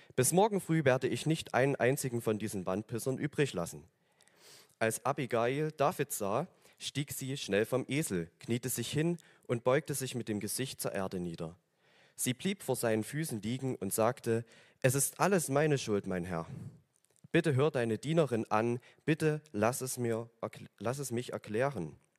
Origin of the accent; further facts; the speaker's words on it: Oberdorf, Germany; ich komme aus Oberdorf, also das ist ein, ein Hügel hier einmal drüber